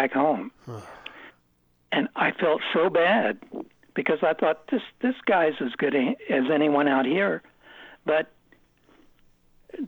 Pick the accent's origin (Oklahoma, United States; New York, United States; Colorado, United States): Oklahoma, United States; Oklahoma City; moved away; we grew up with him in Oklahoma City